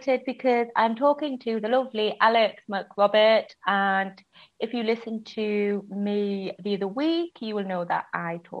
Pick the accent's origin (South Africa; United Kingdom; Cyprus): United Kingdom; now in Spain; this is me being typically British